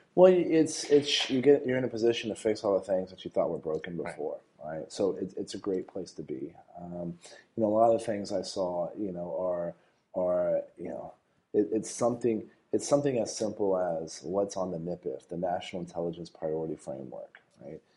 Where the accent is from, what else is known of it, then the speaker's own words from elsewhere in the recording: San Antonio, Texas, United States; I was born and raised in San Antonio